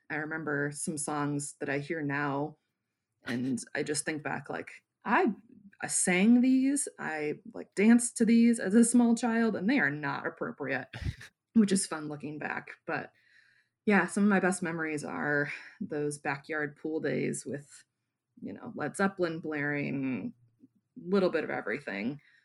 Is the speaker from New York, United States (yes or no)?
no; Wyoming, Michigan, United States; also born or lived in Grand Rapids, Michigan; my hometown